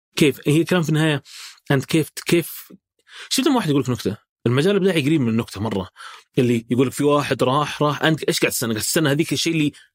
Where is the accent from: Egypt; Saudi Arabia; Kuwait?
Saudi Arabia; احنا كسعوديين